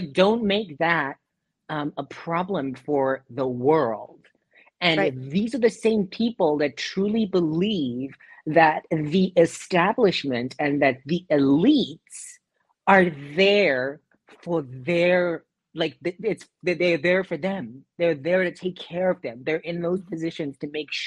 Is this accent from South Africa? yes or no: yes; South Africa; moved away; in South Africa, my home country